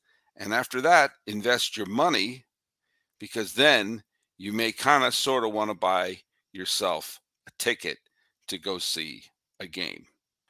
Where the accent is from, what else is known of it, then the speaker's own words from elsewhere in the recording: suburbs of Boston, Massachusetts, United States; I grew up in New England. I grew up in the suburbs of Boston.